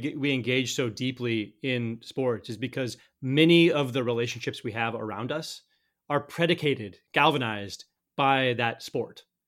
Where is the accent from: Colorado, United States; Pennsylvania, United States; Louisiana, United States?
Colorado, United States; I grew up in Colorado